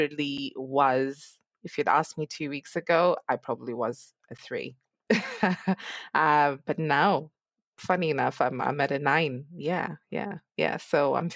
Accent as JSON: {"language": "English", "country": "Zimbabwe", "moved": "yes", "said": "I'm actually originally from Zimbabwe"}